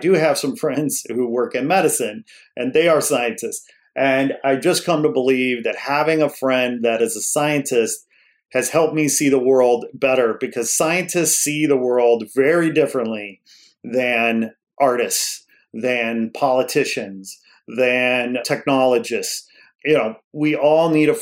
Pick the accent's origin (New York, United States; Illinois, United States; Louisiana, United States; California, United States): Illinois, United States; outside Chicago; I grew up outside Chicago and I love ditching school and taking the train into the city